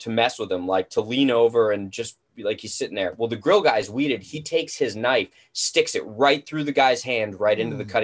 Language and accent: English; New Jersey, United States; now in Southern California, United States; I grew up in Jersey.